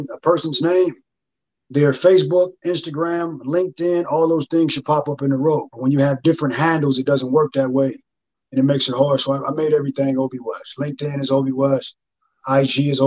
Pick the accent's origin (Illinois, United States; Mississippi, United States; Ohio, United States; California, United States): California, United States; Los Angeles; I'm from LA.